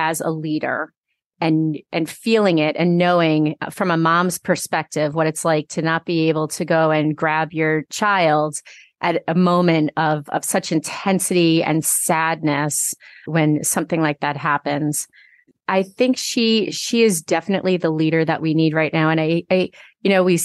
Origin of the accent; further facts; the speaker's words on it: New York, United States; moved away as an adult; now in Massachusetts, United States; I grew up in New York